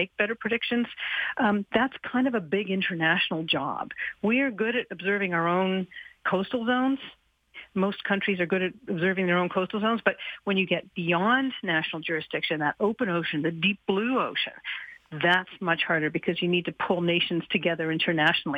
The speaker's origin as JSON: {"language": "English", "town": "Halifax", "region": "Nova Scotia", "country": "Canada", "tie": "born or raised there", "said": "I grew up here in Halifax"}